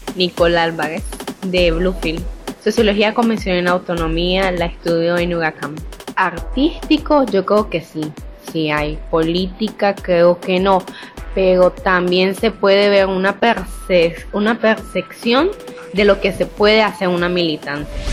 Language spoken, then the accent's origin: Spanish; Bogotá, Colombia; soy de Bogotá